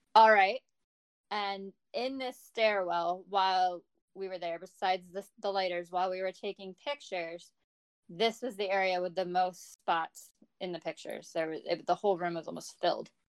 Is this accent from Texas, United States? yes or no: no; New Jersey, United States; I am from New Jersey